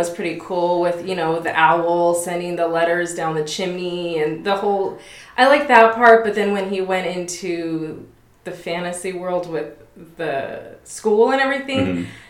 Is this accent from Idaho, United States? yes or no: no; Las Vegas, Nevada, United States; born and raised in Vegas. I've been a member of the church my whole life.